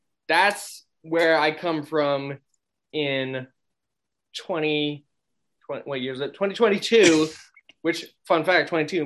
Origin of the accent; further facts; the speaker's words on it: New York City, New York, United States; I'm from Brooklyn.